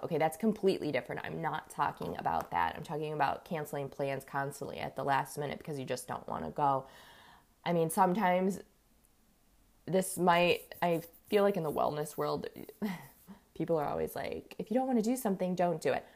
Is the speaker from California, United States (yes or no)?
yes; Los Angeles, California, United States; now in Ohio, United States; I'm actually from Los Angeles